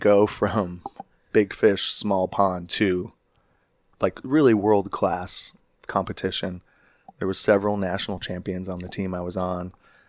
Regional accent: Chicago, Illinois, United States; moved away as an adult; also born or lived in Arizona; now in Sedona, United States; I grew up in Chicago.

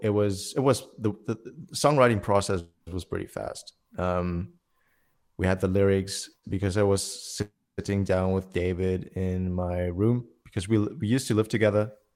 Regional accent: Germany; I'm in Germany, uh, my hometown

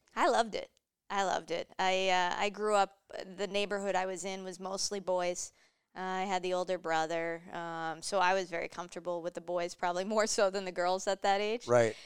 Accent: Mansfield, Massachusetts, United States; moved away as an adult; also born or lived in Boston; now in Minnesota, United States; I grew up in Mansfield.

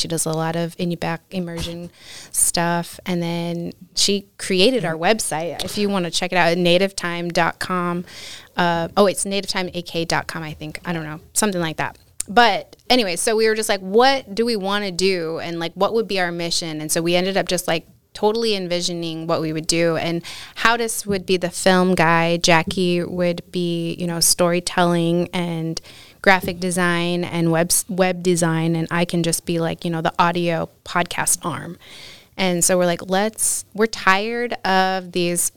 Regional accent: Utqiagvik, Alaska, United States; now in Anchorage, United States; I grew up in Barrow or Utqiagvik

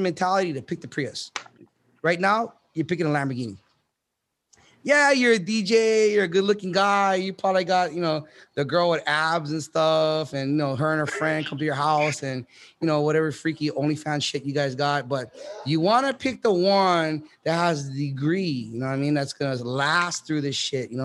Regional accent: Honolulu, Hawaii, United States; I grew up in Kalihi.

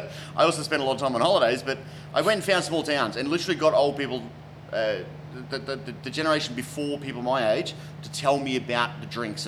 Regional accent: Queensland, Australia; now in Melbourne, Australia; So I came to Melbourne from Queensland, and I moved into the western suburbs of Melbourne

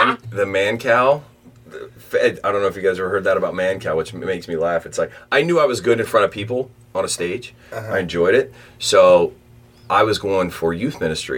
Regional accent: Newport, Kentucky, United States; Yeah, I grew up in Newport, and then I went to UK, then back to NKU...

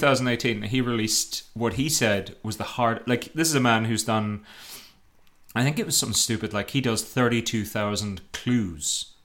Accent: Ireland; I'm Irish.

